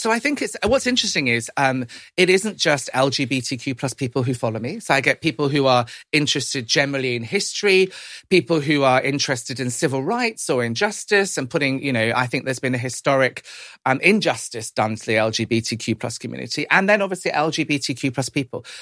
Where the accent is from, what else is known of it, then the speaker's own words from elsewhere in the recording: United Kingdom; my, my parents were Irish immigrants to this country. Um, growing up kind of in the seventies and eighties, being Irish wasn't always easy